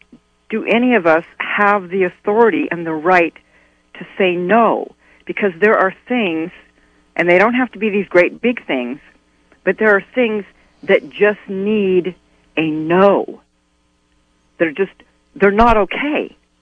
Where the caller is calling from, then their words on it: Albion, United States; from Albion.